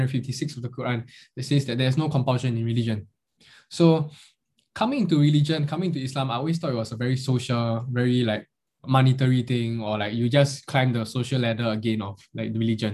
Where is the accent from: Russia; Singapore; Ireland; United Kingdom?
Singapore; any other Chinese kid growing up in Singapore